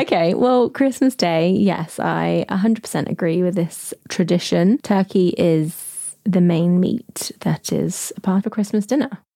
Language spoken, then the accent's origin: English; United Kingdom; as British people